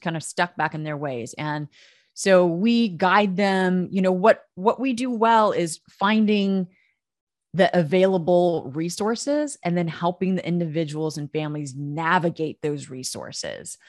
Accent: United States; also born or lived in Oklahoma / Texas; I grew up in Oklahoma and Texas.

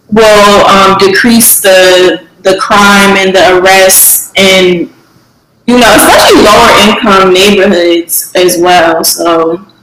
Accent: New Haven, Connecticut, United States; moved away; back home, you know, in Connecticut, like um, I'm from New Haven

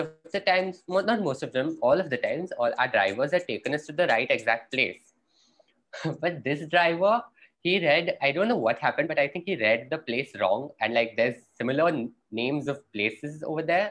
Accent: India

